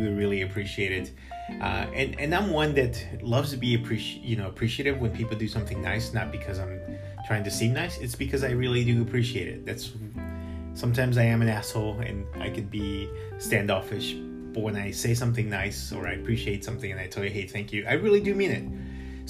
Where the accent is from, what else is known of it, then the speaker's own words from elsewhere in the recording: Chicago, Illinois, United States; now in Boston, United States; Grew up in Chicago